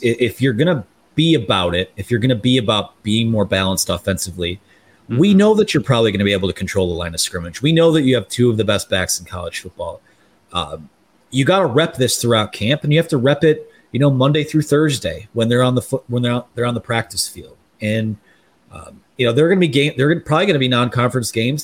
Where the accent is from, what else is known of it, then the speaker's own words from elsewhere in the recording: Taylor, Michigan, United States; I'm from Taylor. I'm from the Downriver area